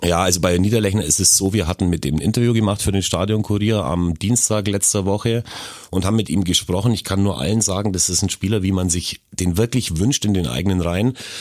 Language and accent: German; Augsburg, Bavaria, Germany; bei uns in Augsburg